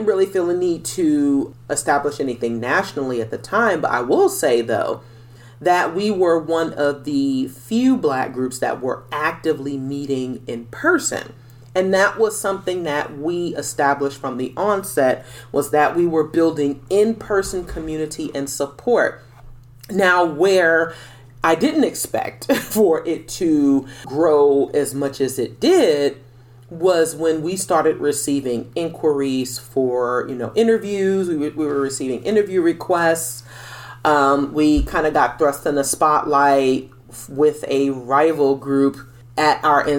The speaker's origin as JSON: {"language": "English", "town": "New York City", "region": "New York", "country": "United States", "tie": "born or raised there", "moved": "yes", "lives_now": "Atlanta, United States", "said": "the New York City area, my hometown"}